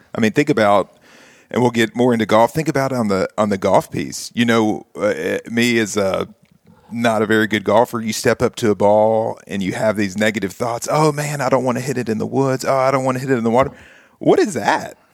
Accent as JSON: {"language": "English", "town": "Nashville", "region": "Tennessee", "country": "United States", "tie": "born or raised there", "said": "grow up here in Nashville, go to Belmont, still live here within a two-mile radius"}